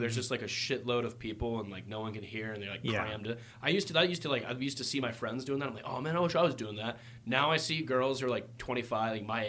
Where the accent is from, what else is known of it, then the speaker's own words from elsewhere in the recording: Ireland; And I'm an Irish guy. You'd think Lucky's would be my spot, but no.